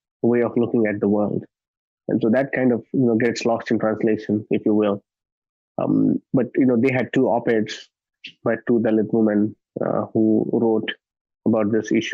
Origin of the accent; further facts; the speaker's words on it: Nanded, Maharashtra, India; my hometown Nanded